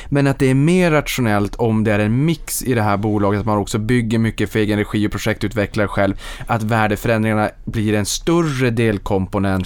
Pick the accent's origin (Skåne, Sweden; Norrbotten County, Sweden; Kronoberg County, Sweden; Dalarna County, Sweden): Norrbotten County, Sweden; Boden; Boden i min hemstad